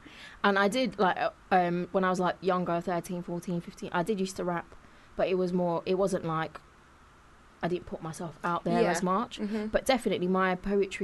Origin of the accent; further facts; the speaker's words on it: Leicester, East Midlands, United Kingdom; I grew up in Leicester